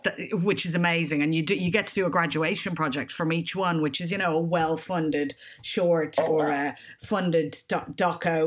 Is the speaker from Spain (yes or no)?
no; Ireland; moved away as an adult; also born or lived in Australia / Edinburgh / London; I grew up in Ireland and left quite young to go traveling